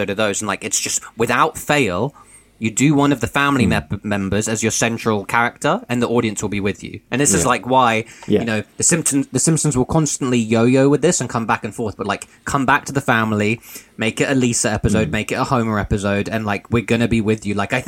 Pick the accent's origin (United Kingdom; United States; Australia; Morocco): United Kingdom; as a British viewer of the show